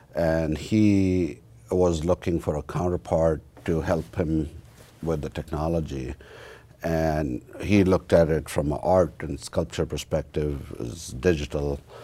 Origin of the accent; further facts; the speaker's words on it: about a hundred miles west of New Delhi, northern India, India; moved away as an adult; now in United States; I, uh, was born and raised in India, in northern part of India, about hundred miles west of New Delhi